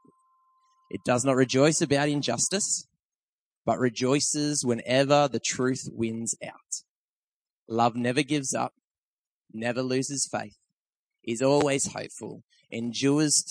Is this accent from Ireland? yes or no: no; Tweed Heads, New South Wales, Australia; moved away as an adult; now in Blaxland, Australia; that's where I'm from. That's my hometown up that end of the coast